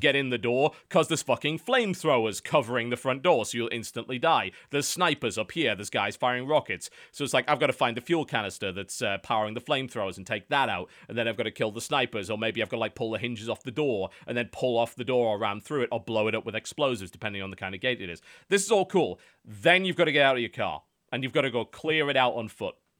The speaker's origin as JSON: {"language": "English", "country": "United Kingdom"}